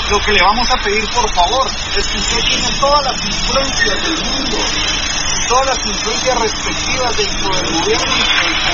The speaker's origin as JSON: {"language": "Spanish", "country": "Guatemala"}